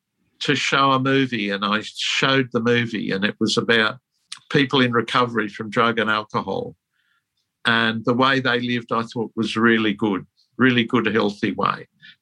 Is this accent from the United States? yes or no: no; England, United Kingdom; born there; I was born in England during the war.